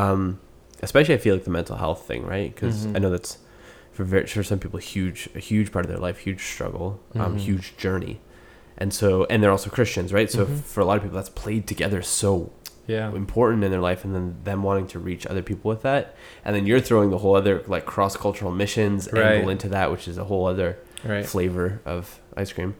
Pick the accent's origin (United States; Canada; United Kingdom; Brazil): Canada; accent: Canadian; My accent's pretty Canadian